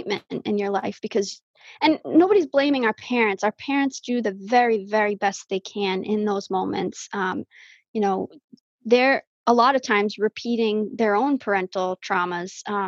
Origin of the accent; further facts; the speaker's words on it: Falmouth, Massachusetts, United States; I was born and raised on Cape Cod. I was born at Falmouth Hospital.